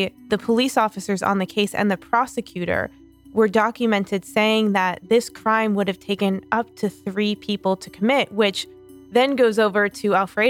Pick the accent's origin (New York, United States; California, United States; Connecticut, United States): New York, United States; as someone who grew up in New York